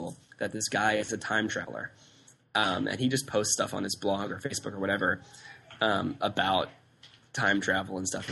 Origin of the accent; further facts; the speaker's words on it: United States; the U.S.